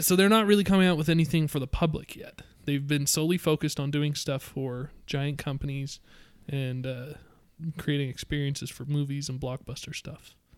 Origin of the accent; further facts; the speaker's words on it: Utah, United States; We're all from Utah